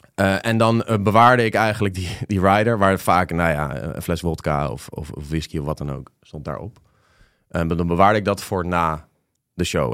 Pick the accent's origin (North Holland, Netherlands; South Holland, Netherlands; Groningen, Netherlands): South Holland, Netherlands; The Hague; Hoor mij nou, als Hagenees